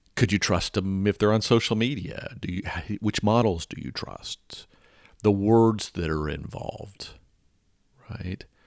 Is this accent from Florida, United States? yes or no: no; Atlanta, Georgia, United States; growing up in Atlanta